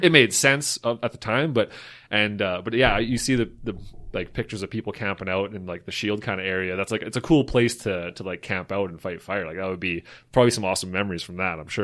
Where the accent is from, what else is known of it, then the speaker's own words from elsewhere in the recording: Slave Lake, Alberta, Canada; growing up in Slave Lake